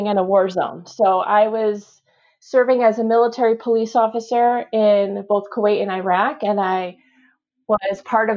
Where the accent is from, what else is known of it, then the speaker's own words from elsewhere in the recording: near Michigan State, United States; I grew up near Michigan State